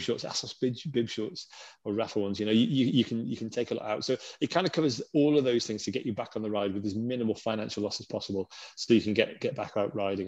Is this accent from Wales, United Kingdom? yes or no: no; Lake District, North West England, United Kingdom; now in Innsbruck, Austria; I grew up in the Lake District